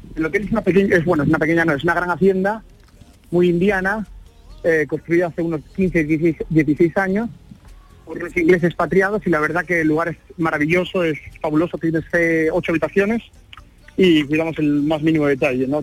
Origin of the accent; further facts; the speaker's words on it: Asturias, Spain; yo soy asturiano